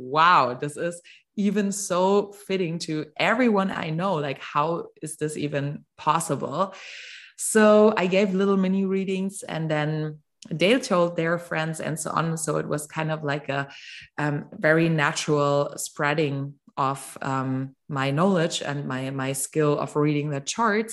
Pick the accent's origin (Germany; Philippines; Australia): Germany; also born or lived in Mexico; I'm from Germany